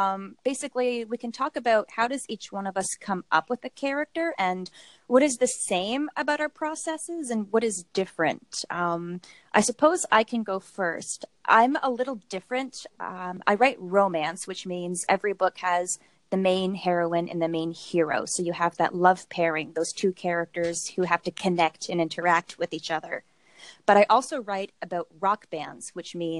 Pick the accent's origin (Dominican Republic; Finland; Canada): Canada; Toronto, Ontario; I'm from Toronto, Canada